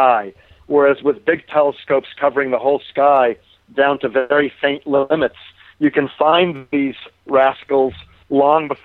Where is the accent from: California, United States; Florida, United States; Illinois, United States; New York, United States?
California, United States; near Santa Barbara; I grew up near Santa Barbara, California